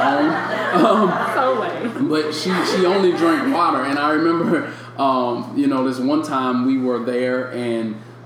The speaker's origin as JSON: {"language": "English", "town": "St. Louis", "region": "Missouri", "country": "United States", "moved": "yes", "said": "I'm from St. Louis"}